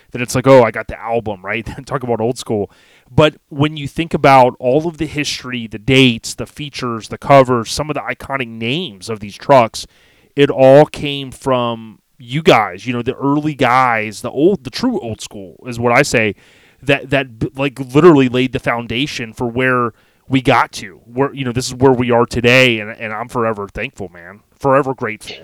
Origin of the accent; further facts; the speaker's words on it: Florida, United States; me growing up, born and raised in Florida